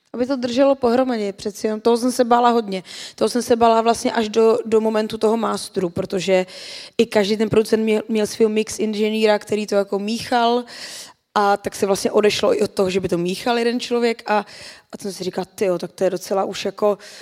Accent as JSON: {"language": "Czech", "country": "Czechia", "said": "tady u nás v Čechách"}